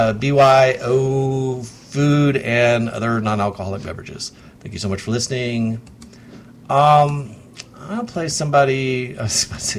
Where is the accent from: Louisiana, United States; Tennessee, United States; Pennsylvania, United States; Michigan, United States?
Tennessee, United States; Knoxville; my family's been in this town for at least five.